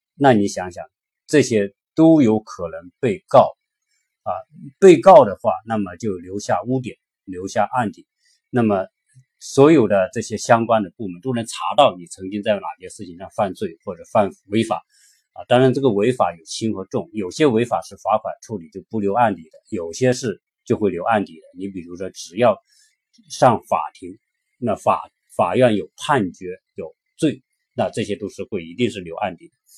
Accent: China; 我们作为一个中国人

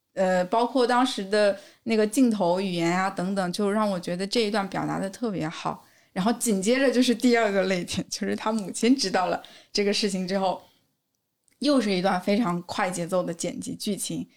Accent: China; 我们中国人

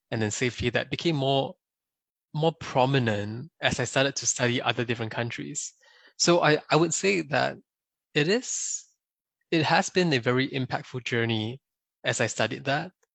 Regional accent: Singapore; moved away as an adult; also born or lived in China; now in United States; I was born and raised in Singapore

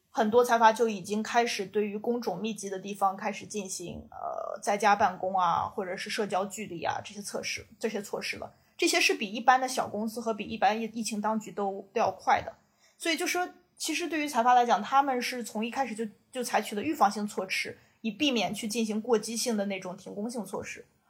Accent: China; moved away as an adult; also born or lived in Beijing / Shanghai / Shenzhen / Taipei; now in South Korea; 我作为一个中国人

